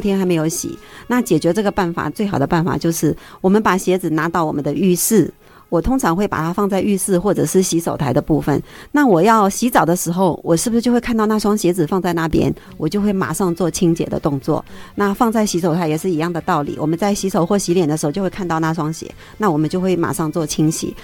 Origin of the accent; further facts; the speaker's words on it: Henan, China; now in Taiwan; 我们河南人